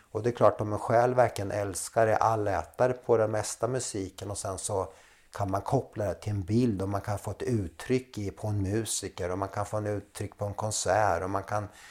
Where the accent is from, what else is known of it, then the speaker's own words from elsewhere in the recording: Linköping, Östergötland, Sweden; moved away as an adult; also born or lived in Slovenia; now in Gotland, Sweden; Linköping är uppväxt. Linköping, ja. Där har jag min barndom.